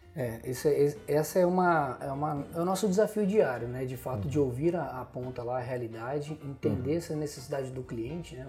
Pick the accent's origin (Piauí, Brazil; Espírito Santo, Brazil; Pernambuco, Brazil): Espírito Santo, Brazil; Venda Nova do Imigrante; Nasci legal. em Venda Nova